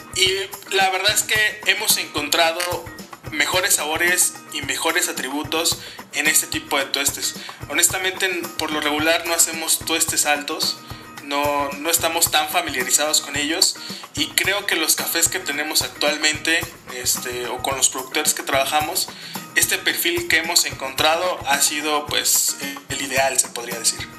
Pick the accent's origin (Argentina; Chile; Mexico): Mexico; Cuernavaca, Morelos; also born or lived in Mexico City; yo soy de Cuernavaca, vivimos en Cuernavaca, Morelos